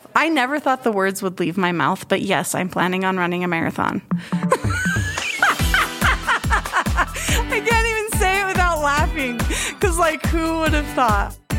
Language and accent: English; West Virginia, United States; moved away as an adult; also born or lived in Berlin, Germany; I grew up in West Virginia